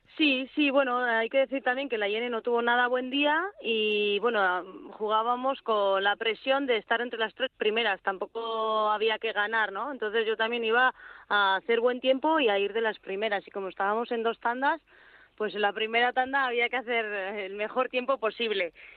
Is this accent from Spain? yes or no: yes; Navarre, Spain; yo soy muy navarra